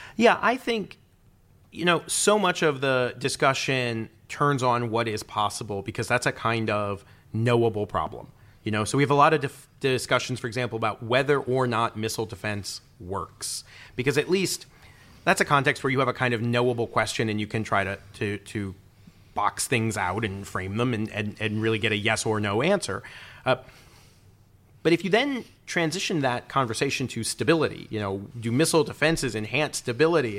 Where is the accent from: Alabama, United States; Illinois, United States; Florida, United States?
Illinois, United States; Peoria; moved away as an adult; also born or lived in Washington; I grew up near Peoria, Illinois